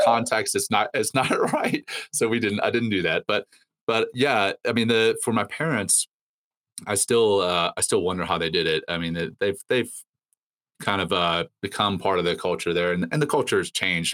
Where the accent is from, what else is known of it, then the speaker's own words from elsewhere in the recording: Ruston, Louisiana, United States; also born or lived in Cape Town, South Africa / Johannesburg, South Africa; I was born in Cape Town uh, and moved to Johannesburg when uh, I think I was three or four, and then moved from Johannesburg to Louisiana uh, uh, in in the states when I was seven